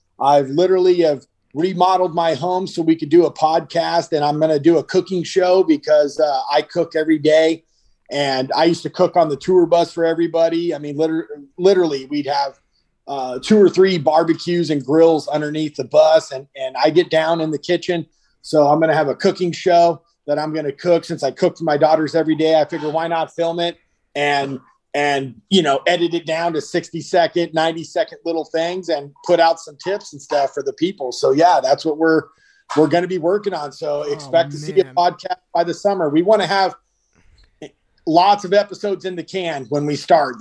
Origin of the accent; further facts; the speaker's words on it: about 50 miles east of Los Angeles, California, United States; we're born and raised about 50 miles east of Los Angeles. We currently still live in Southern California.